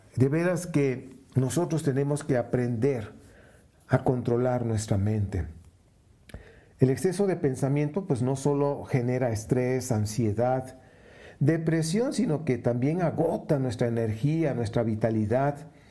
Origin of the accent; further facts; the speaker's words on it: Veracruz, Mexico; moved away; trabajé muchos años en una compañía italiana allá en Veracruz, Veracruz, de donde yo nací